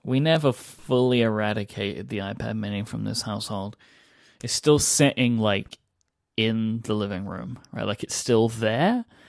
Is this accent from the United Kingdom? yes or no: yes; England, United Kingdom; accent: British; being an English person